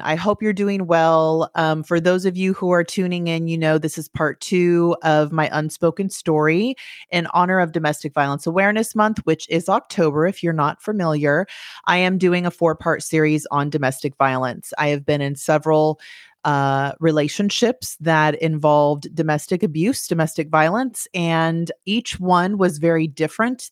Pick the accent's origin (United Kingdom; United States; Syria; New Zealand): United States; California; moved away; I grew up in California